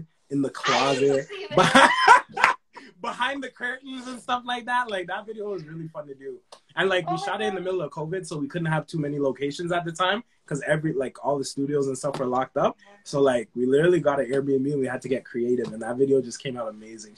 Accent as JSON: {"language": "English", "town": "Brampton", "region": "Ontario", "country": "Canada", "tie": "born or raised there", "also_born_or_lived": "Saint Vincent and the Grenadines", "said": "I came up here when I was young"}